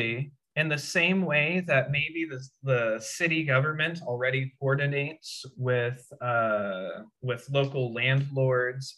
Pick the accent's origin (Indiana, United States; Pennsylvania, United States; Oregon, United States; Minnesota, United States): Indiana, United States; moved away as an adult; now in San Francisco, United States; my hometown in Indiana